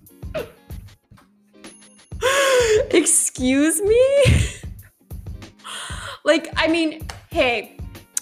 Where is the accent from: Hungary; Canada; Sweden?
Canada; Halifax, Nova Scotia; I am from Halifax